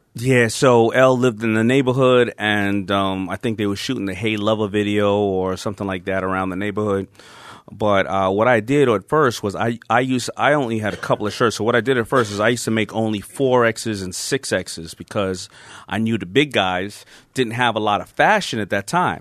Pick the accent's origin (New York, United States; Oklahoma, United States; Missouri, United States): New York, United States; New York City; I grew up in Hollis, Queens